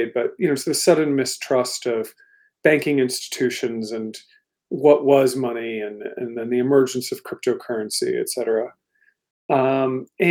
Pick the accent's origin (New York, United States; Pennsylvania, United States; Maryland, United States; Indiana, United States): Maryland, United States; Washington, D.C. area; moved away as an adult; also born or lived in London, United Kingdom; now in Portland, United States; I grew up in the Washington, D.C. area, actually in Maryland